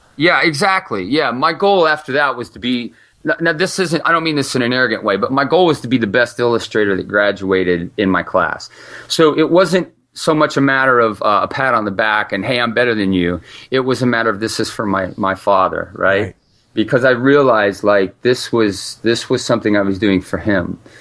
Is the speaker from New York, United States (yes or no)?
no; Ohio, United States; also born or lived in California; I was born in California, grew up in Ohio